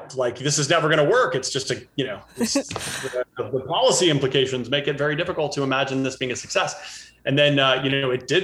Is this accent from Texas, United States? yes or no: no; Cincinnati, Ohio, United States; I wound up growing up in Cincinnati, Ohio.